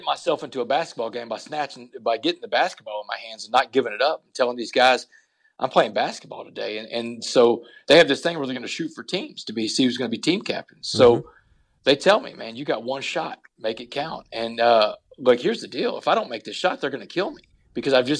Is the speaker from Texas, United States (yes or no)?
yes; Port Arthur, Texas, United States; growing up in Port Arthur, I've been the only white guy on the basketball court before